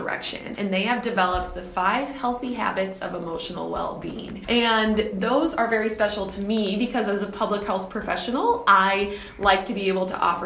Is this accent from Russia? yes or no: no; Red Wing, Minnesota, United States; my hometown, of course, of Red Wing